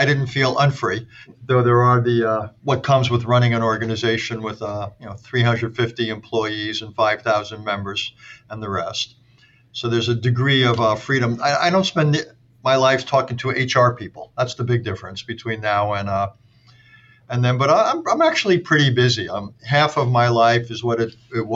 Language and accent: English; Valley Stream, New York, United States; also born or lived in Brooklyn, New York; I was born in Brooklyn, but grew up in a Jewish family in Valley Stream, Long Island